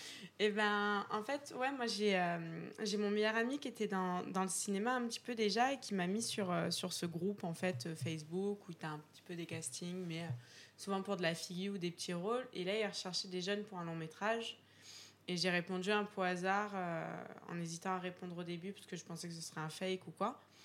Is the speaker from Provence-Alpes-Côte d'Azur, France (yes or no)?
yes; Aix-en-Provence, Provence-Alpes-Côte d'Azur, France; je viens d'Aix-en-Provence